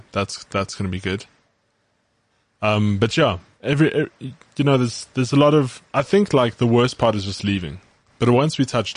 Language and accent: English; South Africa; accent: South African; I don't think I'm going to because my South African accent is way too thick.